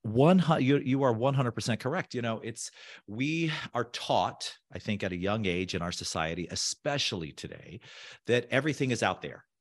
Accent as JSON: {"language": "English", "area": "Orange County", "region": "Southern California", "country": "United States", "tie": "born or raised there", "also_born_or_lived": "South Beach, Miami", "moved": "yes", "said": "I grew up in Southern California in the O C."}